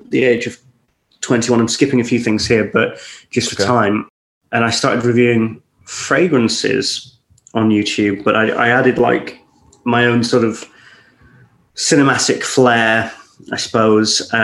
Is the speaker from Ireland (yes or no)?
no; Scottish countryside, Scotland, United Kingdom; also born or lived in Warrington; I grew up in the Scottish countryside